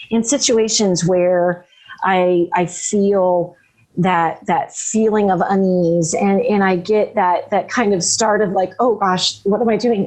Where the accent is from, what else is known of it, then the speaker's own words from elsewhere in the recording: Florida, United States; I'm from Florida, so we don't have deciduous trees there